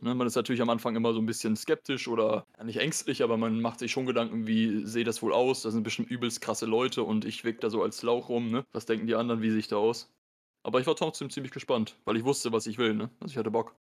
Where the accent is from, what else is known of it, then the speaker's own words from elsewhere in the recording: Osnabrück, Lower Saxony, Germany; in Osnabrück, also ne, da wo ich herkomme